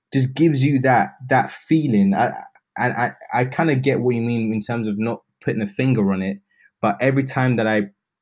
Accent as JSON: {"language": "English", "country": "United Kingdom", "said": "I'm British"}